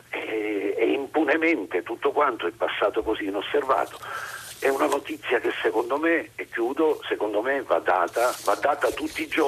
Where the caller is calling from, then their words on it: Mazara del Vallo, Sicily, Italy; Buongiorno … siamo da Mazzara del Vallo.